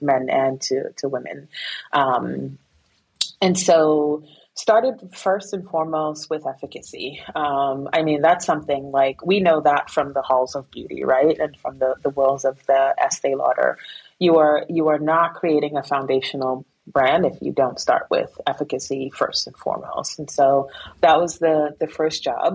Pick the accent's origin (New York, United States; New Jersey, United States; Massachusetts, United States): New York, United States; New York City; also born or lived in Guyana; I went to Guyana when I was just 2 months old, came back when I was 7 years old, and I lived within this, an immigrant community in Flatbush, Brooklyn